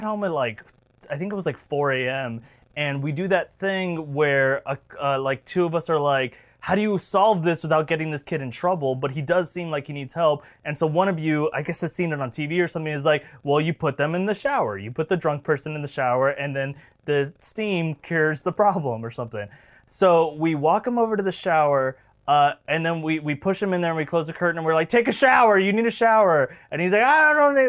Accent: Florida, United States; we are both from Florida

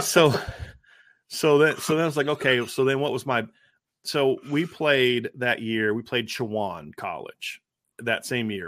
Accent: Ohio, United States; moved away; I, I grew up in Ohio

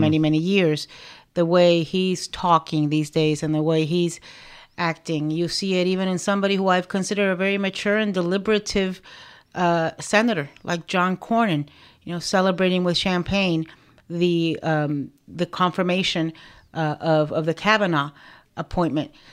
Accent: Miami, Florida, United States; also born or lived in Nicaragua; I, um, settled in Miami and I grew up in Miami

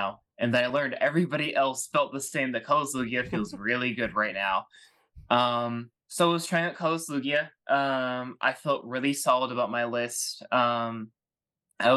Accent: Kansas, United States; I'm from Kansas

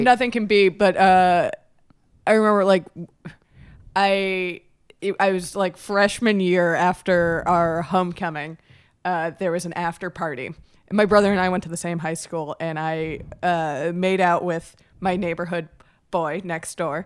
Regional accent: Miami Beach, Florida, United States; I'm from, uh, Miami Beach

